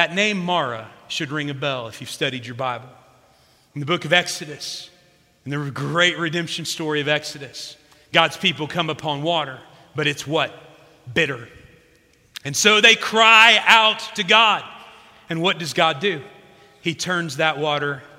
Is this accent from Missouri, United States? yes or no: no; South Central Illinois, United States; my hometown in South Central Illinois